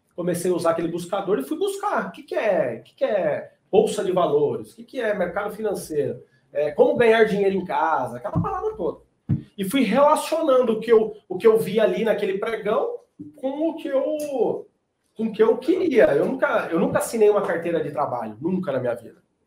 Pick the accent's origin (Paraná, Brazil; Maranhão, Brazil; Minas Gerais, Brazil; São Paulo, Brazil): São Paulo, Brazil; moved away as an adult; now in Goiânia, Brazil; Então eu nasci em São Paulo, tô em Goiânia hoje, porque minha esposa é goiana, mudei para cá vai fazer uns dois anos